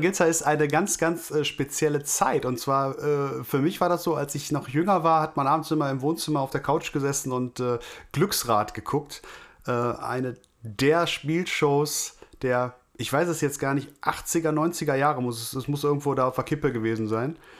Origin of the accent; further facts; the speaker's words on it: Wülfrath, North Rhine-Westphalia, Germany; hier bei uns in Wülfrath